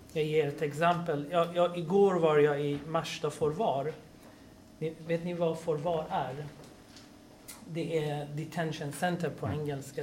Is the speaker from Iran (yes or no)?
yes; Iran; now in Sweden; jag är från Iran. Ja? Mm. Och då tänkte jag, ja, jag kommer från ett land som jag växte upp